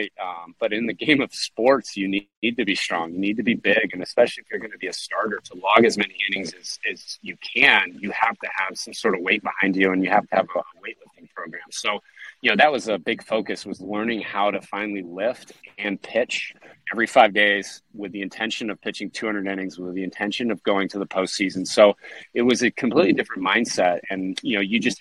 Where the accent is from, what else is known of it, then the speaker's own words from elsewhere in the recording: San Diego, California, United States; growing up in San Diego